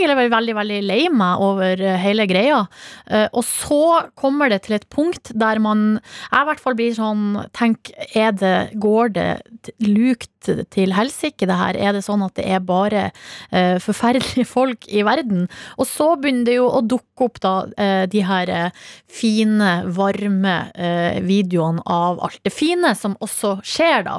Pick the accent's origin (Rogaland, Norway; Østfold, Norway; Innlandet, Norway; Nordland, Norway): Nordland, Norway; Hamarøy; moved away; Sjøl starta jeg uka med en liten miniferie hjemme på Hamarøy